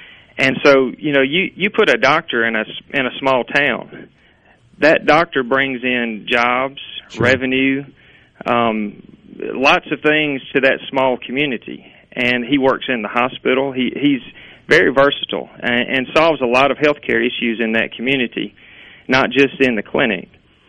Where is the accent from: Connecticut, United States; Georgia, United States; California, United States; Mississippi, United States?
Mississippi, United States; Kosciusko; I didn't grow up in Louisville. I grew up in Kosciuszko, but my family's from Louisville.